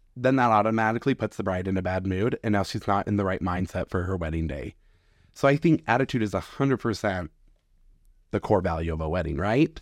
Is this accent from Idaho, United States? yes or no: yes; Idaho Falls, Idaho, United States; am from Idaho Falls, Idaho. So born and raised, never left.